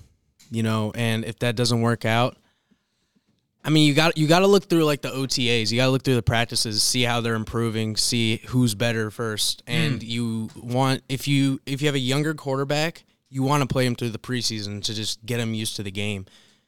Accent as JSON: {"language": "English", "region": "Northern Virginia", "country": "United States", "said": "Virginia, Northern Virginia."}